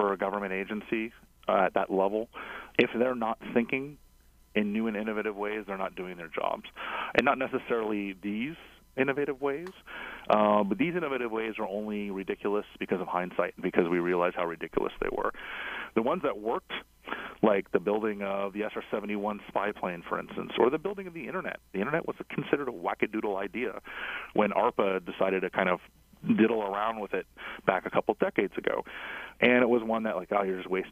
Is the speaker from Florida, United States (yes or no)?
yes; South Florida, United States; now in Washington, DC, United States; I'm from South Florida originally